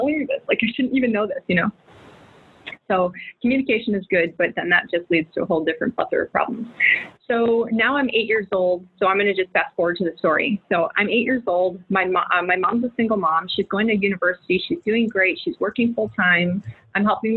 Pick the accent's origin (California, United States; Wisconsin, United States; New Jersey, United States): Wisconsin, United States; Milwaukee; we moved to the north side of Milwaukee in the ghetto.